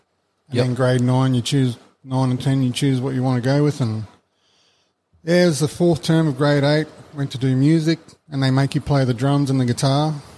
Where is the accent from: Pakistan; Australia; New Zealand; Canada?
Australia; also born or lived in Brisbane / Ingham / Adelaide; I was born in Brizzy.